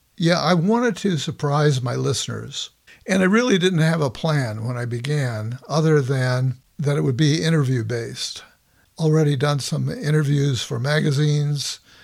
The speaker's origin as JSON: {"language": "English", "town": "Los Angeles", "region": "California", "country": "United States", "tie": "born or raised there", "lives_now": "Bay Area, United States", "said": "I grew up in Los Angeles"}